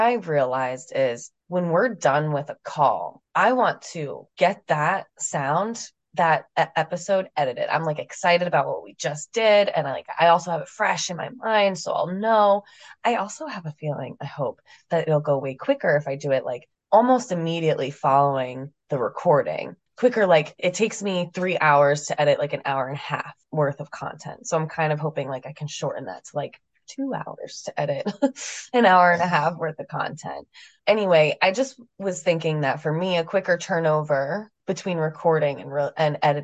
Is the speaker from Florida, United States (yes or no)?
no; New Jersey, United States; moved away as an adult; now in San Diego, United States; I am from New Jersey, so I know real brutal winters